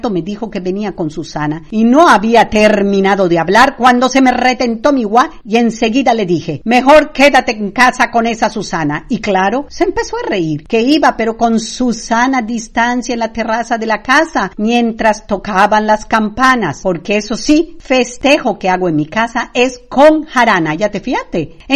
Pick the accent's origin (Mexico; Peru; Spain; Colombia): Mexico; Yucatán; ni crean que no vamos a festejar el inicio de nuestra historia como mexicanos. Eso sí, lo festejo en mi casa, pero como debe ser, a lo yucateco.